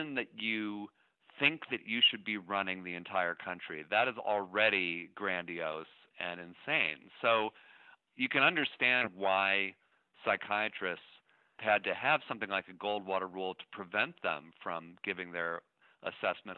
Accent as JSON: {"language": "English", "town": "Shaker Heights", "region": "Ohio", "country": "United States", "tie": "born or raised there", "also_born_or_lived": "Cambridge, Massachusetts", "moved": "yes", "said": "I grew up in Shaker Heights, Ohio"}